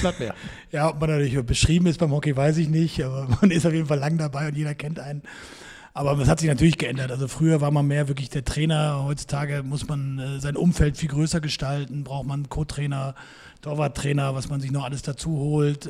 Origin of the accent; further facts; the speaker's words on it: Frankfurt area, Hesse, Germany; moved away; also born or lived in Hamburg; Ich komme ursprünglich aus dem Frankfurter Raum